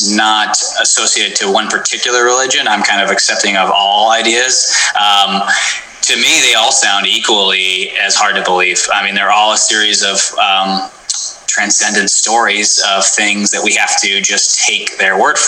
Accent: Portland, Oregon, United States; I come from Portland, Oregon. At the time we lived south

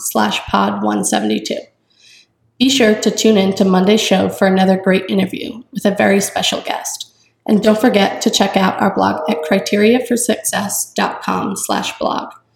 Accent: New Jersey, United States; moved away as an adult; now in North Carolina, United States; I'm from New Jersey, and two years ago, I moved to North Carolina to start college

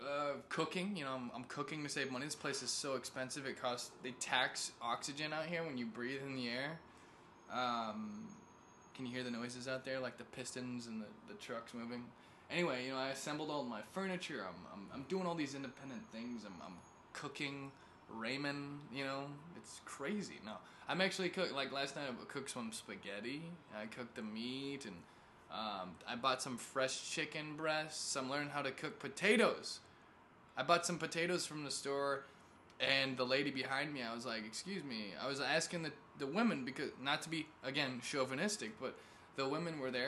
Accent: Missouri, United States; also born or lived in California; I'm from Missouri, right? If you didn't catch that. Well, I'm from California and Missouri.

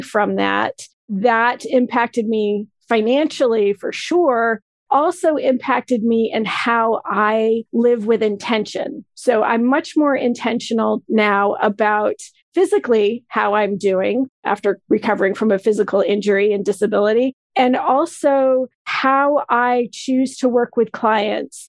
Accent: Vermont, United States; also born or lived in Maine; I grew up in a town that's in Vermont, but on the border of New Hampshire, and I have a second hometown in Maine

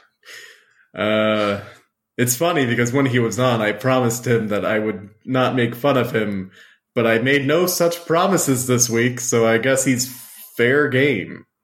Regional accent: South Louisiana, United States; I come from South Louisiana where everyone goes to church on Sunday with a raging hangover

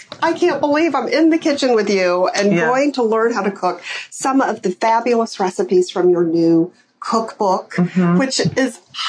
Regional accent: Alabama, United States; my childhood growing up in Alabama.

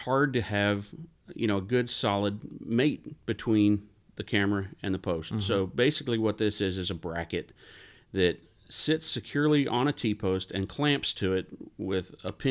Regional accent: Houston, Texas, United States; I grew up in Houston

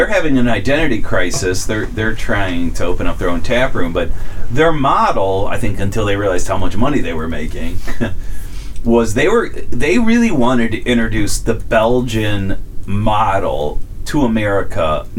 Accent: Cleveland, Ohio, United States; In Cleveland, where I grew up

